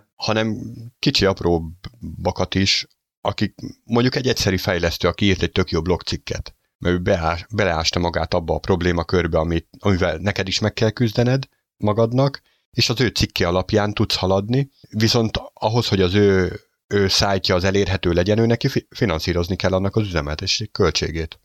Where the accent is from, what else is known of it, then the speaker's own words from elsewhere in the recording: Hungary; magyarok vagyunk